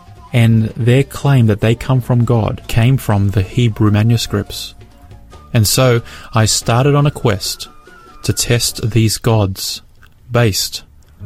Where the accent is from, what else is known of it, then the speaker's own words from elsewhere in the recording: Brisbane, Queensland, Australia; my hometown of Brisbane